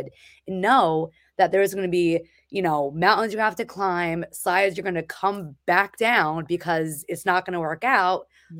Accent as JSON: {"language": "English", "region": "New Jersey", "country": "United States", "moved": "as an adult", "lives_now": "Massachusetts, United States", "said": "I am from New Jersey, and I moved up here for a job"}